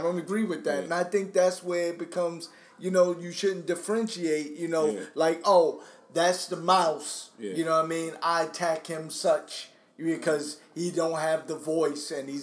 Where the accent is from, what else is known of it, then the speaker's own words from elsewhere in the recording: New York City, New York, United States; The era that I grew up in Brooklyn and Staten Island, it was hard